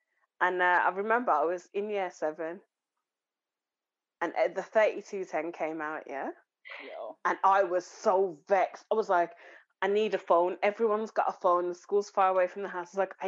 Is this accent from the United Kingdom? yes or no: yes; Birmingham, West Midlands, United Kingdom; I'm from Handsworth.